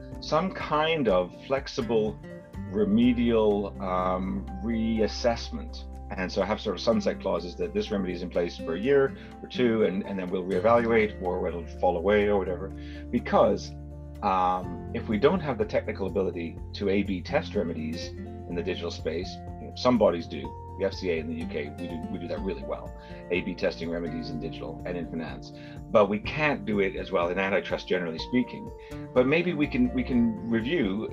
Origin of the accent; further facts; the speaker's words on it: Canada; accent: Canadian; my Canadian accent